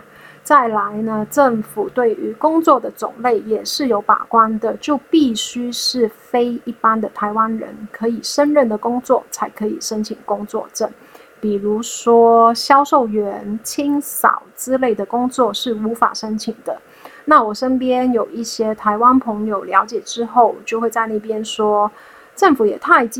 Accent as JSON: {"language": "Chinese", "country": "Hong Kong", "moved": "as an adult", "lives_now": "Taiwan", "said": "我在二零一三年从香港来到台湾念大学，成为港澳侨生，在一八年的时候毕业。"}